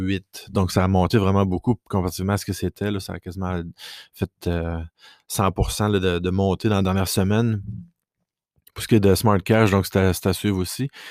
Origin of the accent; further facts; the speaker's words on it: Quebec, Canada; first language French; je suis francophone de base euh, du Québec